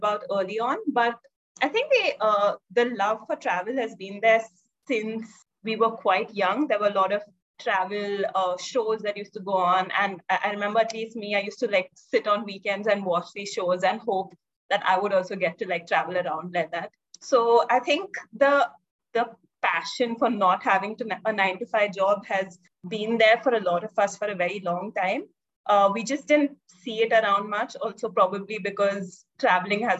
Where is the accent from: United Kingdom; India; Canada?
India; Hyderabad, Telangana; also born or lived in Mumbai / Jodhpur; I grew up mostly in Hyderabad